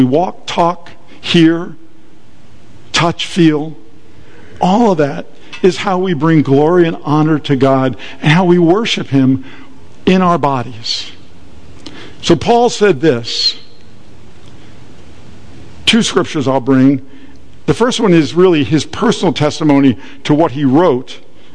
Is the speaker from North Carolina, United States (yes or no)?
no; Atlantic City, New Jersey, United States; I was born and raised in Atlantic City